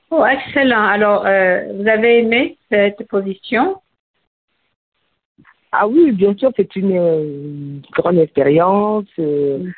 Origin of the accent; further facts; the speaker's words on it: Mali; now in France; ce que moi j'ai quitté le Mali au début des années 80 euh, avec mes parents. Et ensuite, euh, en ce qui concerne la France, euh, je, je vis en France depuis à peu près, on va dire, 20 ans.